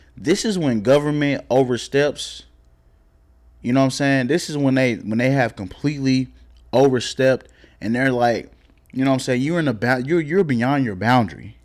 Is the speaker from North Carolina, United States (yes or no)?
no; Oklahoma, United States; also born or lived in Texas; now in Dallas, United States; I'm from Oklahoma